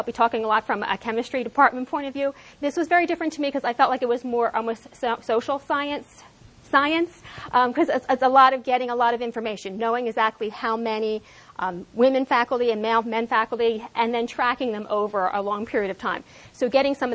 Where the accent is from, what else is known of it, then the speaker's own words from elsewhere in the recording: New Jersey, United States; having grown up in South Jersey myself